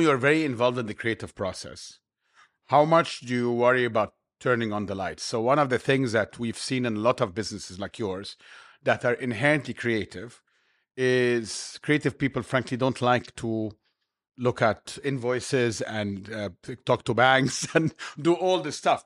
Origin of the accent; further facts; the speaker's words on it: Cairo, Cairo Governorate, Egypt; now in Dubai, United Arab Emirates; I grew up in Cairo